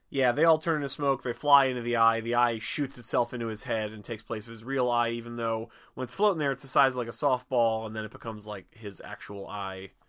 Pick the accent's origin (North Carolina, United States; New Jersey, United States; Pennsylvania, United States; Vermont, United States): Pennsylvania, United States; Philadelphia; I'm a Philadelphian